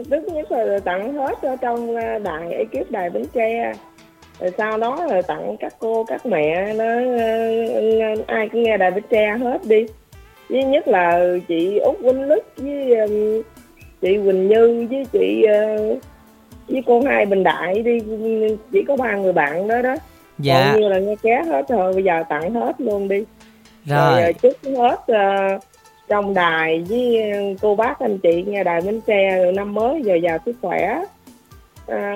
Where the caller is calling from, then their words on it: Long An, Vietnam; Chị chị, um, chị … ở um, Long An.